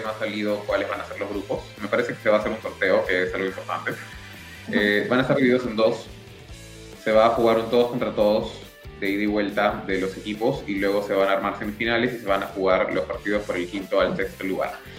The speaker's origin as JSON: {"language": "Spanish", "country": "Peru", "said": "como peruanos"}